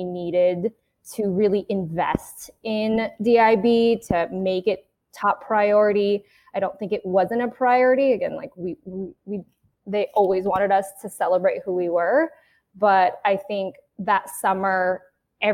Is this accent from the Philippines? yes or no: yes; Philippines; I am Filipina